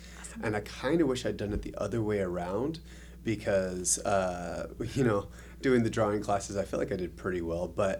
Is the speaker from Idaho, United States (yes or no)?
yes; Idaho, United States; moved away as an adult; also born or lived in Texas; now in Mesquite, United States; I actually was born in Texas, raised in Idaho, and then I ended up moving out to Nevada to teach